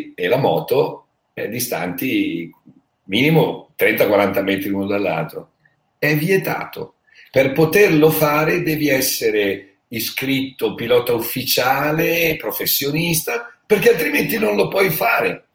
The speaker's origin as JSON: {"language": "Italian", "town": "Bergamo", "region": "Lombardy", "country": "Italy", "said": "io sono di Bergamo, conosco la realtà che c'è stata lì"}